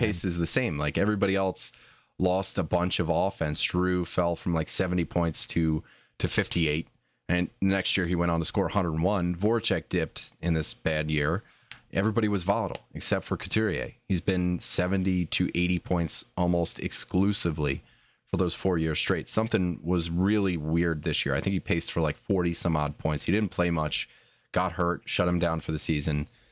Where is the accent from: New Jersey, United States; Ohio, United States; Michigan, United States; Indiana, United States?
New Jersey, United States; I was born in Jersey